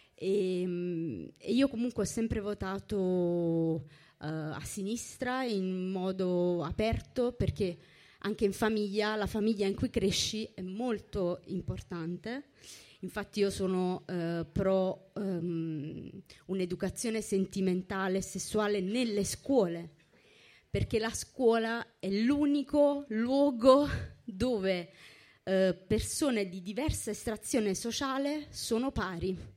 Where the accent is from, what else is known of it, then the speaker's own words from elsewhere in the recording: Naples, Campania, Italy; io sono napoletana e avevo ben in mente di andarmene da Napoli